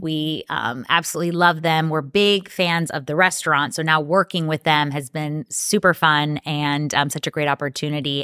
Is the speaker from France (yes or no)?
no; Dominican Republic; also born or lived in New York, United States; now in Tampa, United States; I was born in Tampa, but I was raised in the Dominican Republic because that's where we grow, manufacture, and produce our tobacco